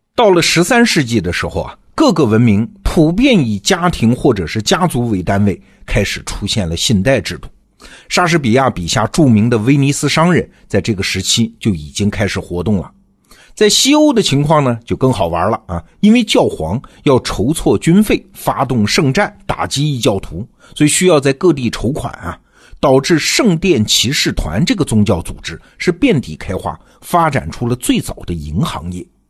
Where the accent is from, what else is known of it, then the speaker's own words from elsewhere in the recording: China; 咱们中国的A股